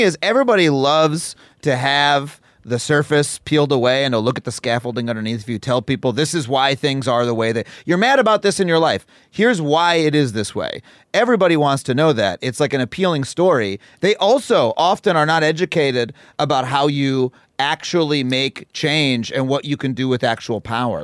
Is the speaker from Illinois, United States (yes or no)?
no; Wading River, New York, United States; town called Wading River was where I spent most of my life growing up. It's in Suffolk County.